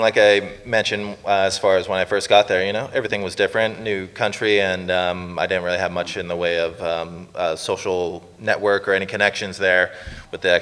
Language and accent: English; Los Angeles, California, United States; moved away as an adult; now in Canada; I lived in LA my entire life